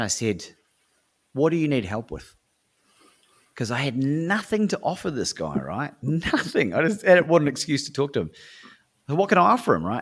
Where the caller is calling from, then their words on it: Melbourne, Victoria, Australia; I'm calling from Melbourne, Australia at the time.